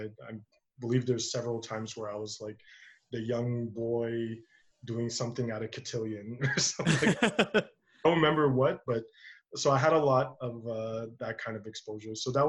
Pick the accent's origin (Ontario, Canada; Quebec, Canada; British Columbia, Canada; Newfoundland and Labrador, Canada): Quebec, Canada; Montreal; I didn't really grow up with Filipino people. I grew up in the East End of Montreal, and all my friends were Italian growing up.